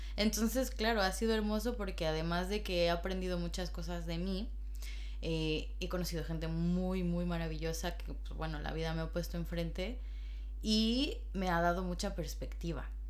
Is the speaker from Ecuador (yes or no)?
no; Mexico; moved away as an adult; now in Madrid, Spain